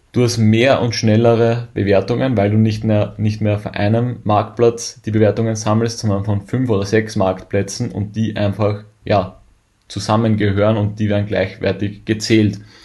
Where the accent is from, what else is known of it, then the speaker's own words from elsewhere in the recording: Germany; als Deutscher